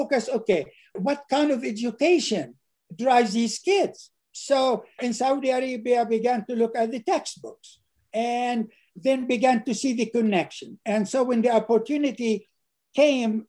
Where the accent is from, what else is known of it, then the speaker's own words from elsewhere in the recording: Nazareth, Northern District, Israel; moved away; also born or lived in United States; I was born and raised in Nazareth.